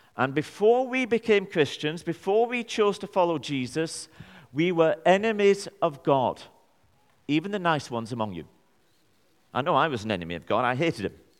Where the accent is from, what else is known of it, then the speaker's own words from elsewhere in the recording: Burnley, North West England, United Kingdom; I'm from Burnley.